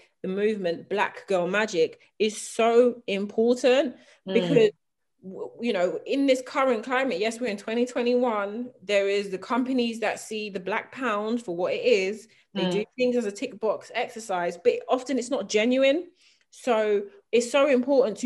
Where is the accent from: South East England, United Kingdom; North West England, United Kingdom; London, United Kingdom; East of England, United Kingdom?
London, United Kingdom; I grew up in South London